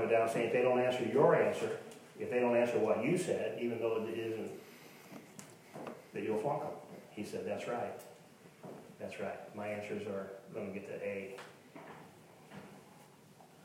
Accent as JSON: {"language": "English", "town": "Tonganoxie", "region": "Kansas", "country": "United States", "said": "I'm from Tonganoxie"}